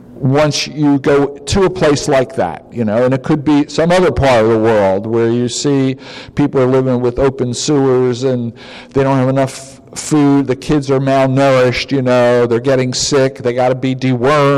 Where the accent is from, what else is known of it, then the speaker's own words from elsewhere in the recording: United States; moved away; also born or lived in Africa; I'm an American too